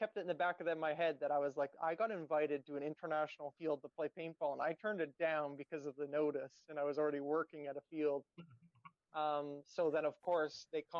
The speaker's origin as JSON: {"language": "English", "country": "Canada", "said": "I came from Canada"}